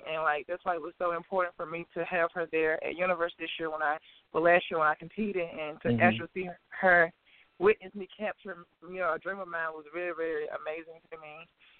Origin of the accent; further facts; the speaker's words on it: Crystal Springs, Mississippi, United States; also born or lived in Jackson, Mississippi; I was born and raised. I was born in Jackson, Mississippi, but I was raised in a little small town 20 minutes south of Jackson called Crystal Springs, Mississippi.